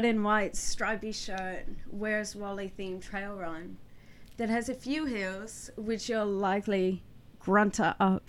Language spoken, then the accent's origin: English; United States; now in Perth, Australia; I'm originally from the US and was in the military before